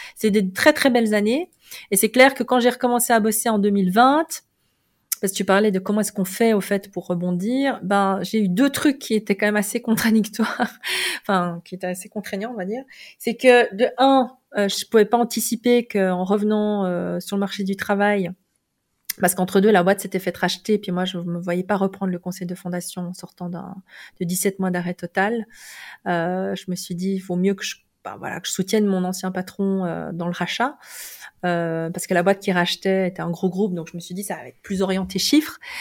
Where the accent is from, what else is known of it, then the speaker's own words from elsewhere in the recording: Belgium; moved away as an adult; also born or lived in South Korea; now in Lausanne, Switzerland; j'avais 21 ans. Et, euh, et, je venais de Belgique